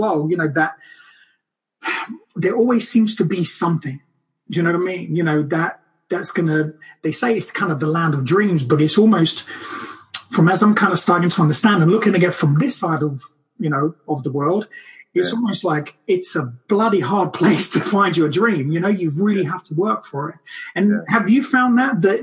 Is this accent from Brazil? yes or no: yes; Brazil; moved away; from the day I was born in Brazil